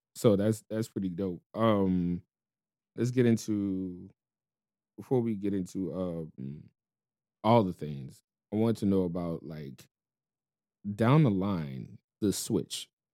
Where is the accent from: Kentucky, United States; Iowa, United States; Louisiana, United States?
Louisiana, United States; New Orleans; moved away as an adult; also born or lived in Chicago; I was born and raised in New Orleans, but Chicago kinda made me a man